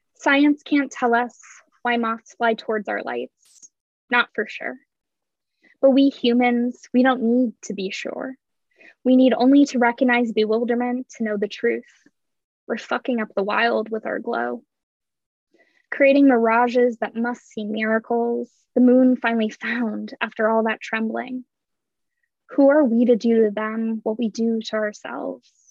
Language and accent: English; San Diego, California, United States; moved away as an adult; also born or lived in Northeast United States / London; I grew up in um, San Diego. So I moved from San Diego to the Northeast for school